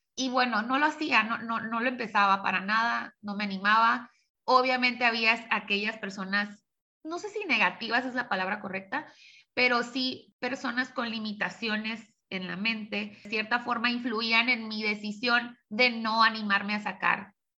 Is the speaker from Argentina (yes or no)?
no; Tijuana, Baja California, Mexico; also born or lived in San Diego, California / Hermosillo, Sonora; nací en San Diego, viví de, pues, de, niña aquí en Tijuana, después viví siete años en Hermosillo, Sonora, y ya en la secundaria regresé a Tijuana y, de aquí no me he movido